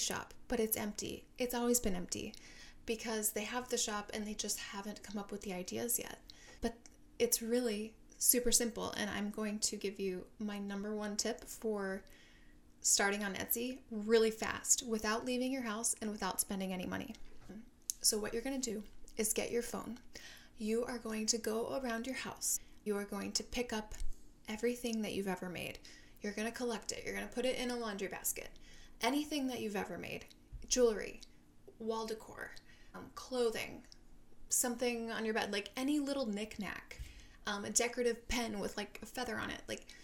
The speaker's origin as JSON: {"language": "English", "region": "Minnesota", "country": "United States", "also_born_or_lived": "Seattle", "moved": "as an adult", "lives_now": "San Diego, United States", "said": "I am from Minnesota"}